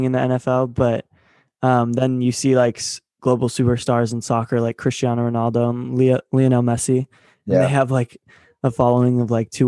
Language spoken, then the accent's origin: English; Seattle, Washington, United States; I'm from Seattle